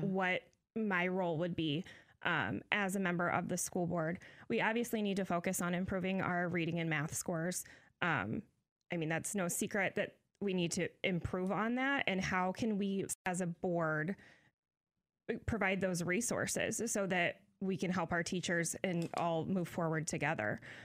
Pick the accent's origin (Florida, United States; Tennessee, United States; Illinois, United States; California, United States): Illinois, United States; Decatur; I'm born and raised in Decatur.